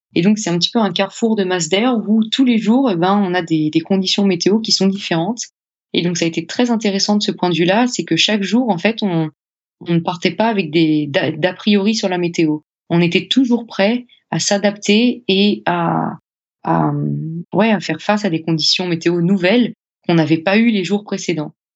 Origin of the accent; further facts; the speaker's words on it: France; chez nous, en France